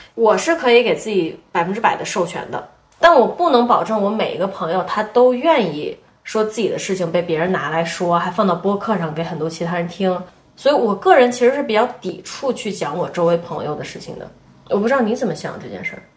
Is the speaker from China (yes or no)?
yes; China; 我们中国人